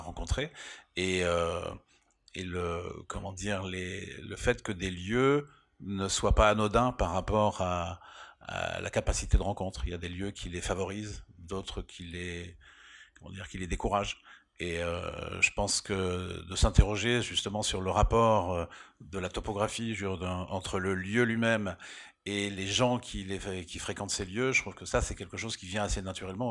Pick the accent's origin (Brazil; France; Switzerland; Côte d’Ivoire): France; Rennes, Brittany; now in Paris, France; j'ai vécu à Rennes, donc j'ai grandi à Rennes